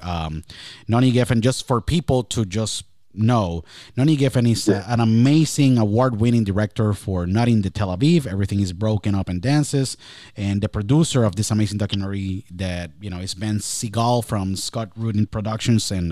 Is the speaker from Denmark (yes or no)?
no; Puerto Rico; I was born and raised in Puerto Rico